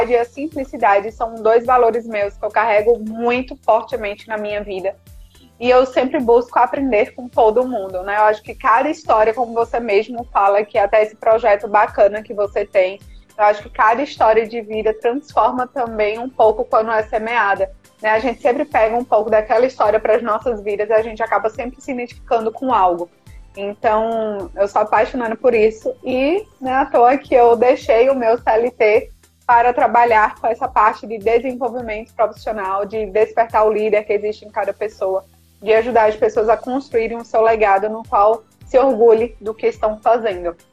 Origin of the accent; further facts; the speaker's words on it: Recife, Pernambuco, Brazil; born there; also born or lived in Aracaju; now in Salvador, Brazil; Eu brinco dizendo que eu sou nordestina raiz, porque além né, de ter nascido no Recife, estar tá morando em Salvador, já morei também em Aracaju.